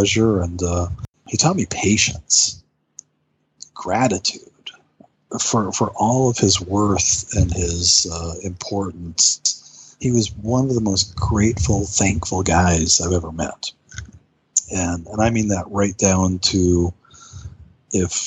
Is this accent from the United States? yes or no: yes; United States; I'm an American guy